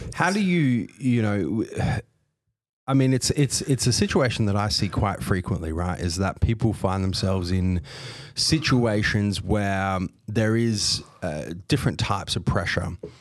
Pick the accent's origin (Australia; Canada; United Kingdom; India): Australia; I was born here, I was raised here, but on both sides of my family, I've got European descent.